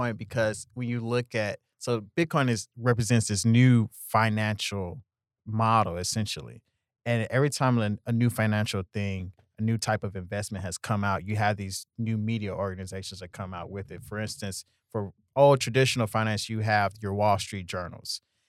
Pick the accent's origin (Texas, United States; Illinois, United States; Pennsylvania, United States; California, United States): Texas, United States; Houston; I'm from Houston originally.